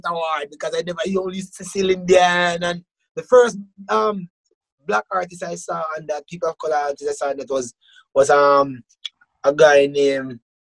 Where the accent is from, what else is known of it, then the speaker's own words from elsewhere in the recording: Jamaica; moved away as an adult; now in Canada; growing up in Jamaica